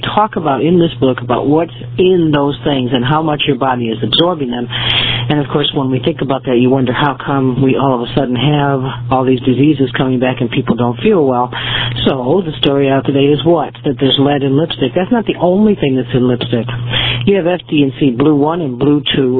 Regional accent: United States; I am an American. I'm a veteran. I am a uh, second generation immigrant, and I'm also a Native American.

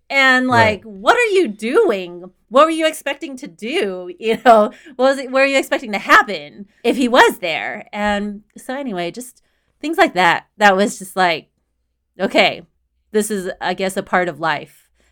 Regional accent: Houston, Texas, United States; moved away as an adult; also born or lived in Austin, Texas; now in Boston, United States; I was born and raised in Houston, Texas, and I lived in Houston and in Austin

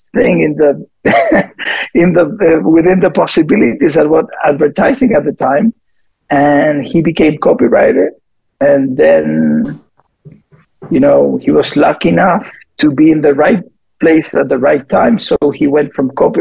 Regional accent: Chile; moved away as an adult; also born or lived in Bogota, Colombia / Puerto Rico / Delano, California; I'm from Chile originally. I was born in Bogota because my parents lived there

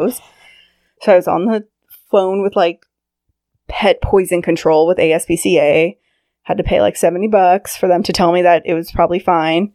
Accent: Sacramento, California, United States; I grew up in Northern California in Sacramento.

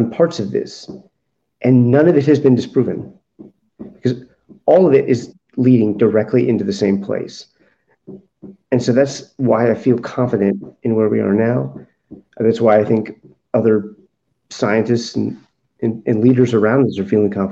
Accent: United States; as an American

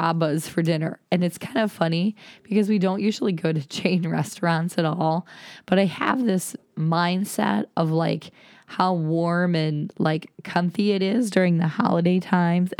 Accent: Ohio, United States; moved away; I am a Flatlander. I'm from Ohio.

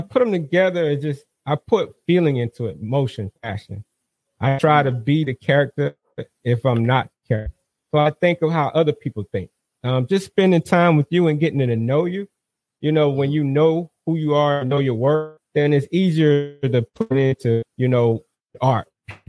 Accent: South Carolina, United States; now in North Carolina, United States; I'm originally from South Carolina. I'm hailing out of North Carolina currently right now. Military brat.

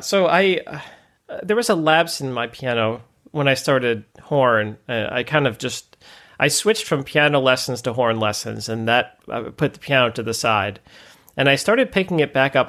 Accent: Ann Arbor, Michigan, United States; I grew up just outside Ann Arbor

